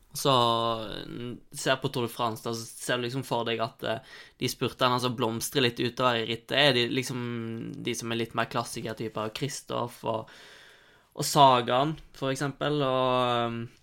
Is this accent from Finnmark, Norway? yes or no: no; Osterøy, Vestland, Norway; moved away; hjemme på Osterøy